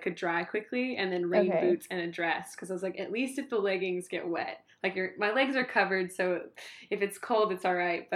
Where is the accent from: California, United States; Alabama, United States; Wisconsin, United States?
California, United States